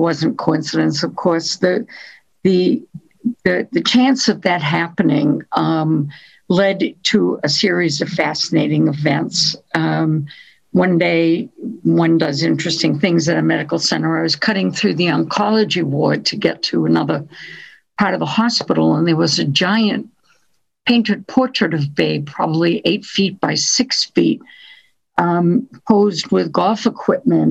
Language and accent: English; New England, Massachusetts, United States; when one is born in New England, Massachusetts